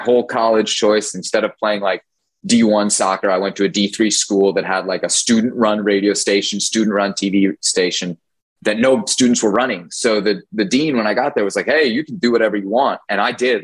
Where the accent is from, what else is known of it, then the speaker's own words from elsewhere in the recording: Washington, District of Columbia, United States; I grew up in Washington D.C.